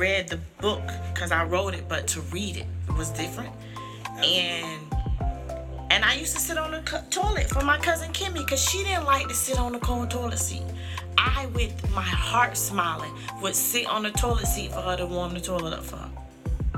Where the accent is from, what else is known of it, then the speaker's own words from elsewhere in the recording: St. Petersburg, Florida, United States; Being in St. Pete, born in St. Pete, I've always felt like, you know, I'm in St. Pete, but a lot of people used to be like, where you from? I'm like, I'm from St. Pete.